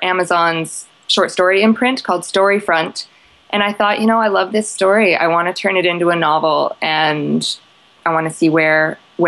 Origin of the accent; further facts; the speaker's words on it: Canada; I'm Canadian